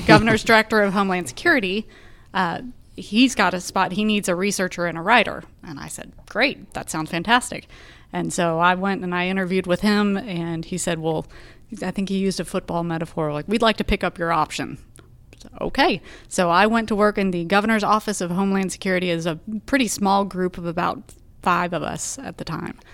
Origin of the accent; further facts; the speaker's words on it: Arlington, Texas, United States; now in Austin, United States; I grew up in Arlington, Texas, which is roughly halfway between Dallas and Fort Worth